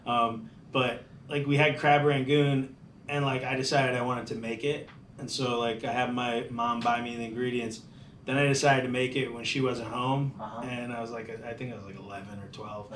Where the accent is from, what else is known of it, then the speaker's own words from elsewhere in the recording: Palm Harbor, Florida, United States; also born or lived in Hollywood, Florida; I grew up in Tampa, the Tampa area, Palm Harbor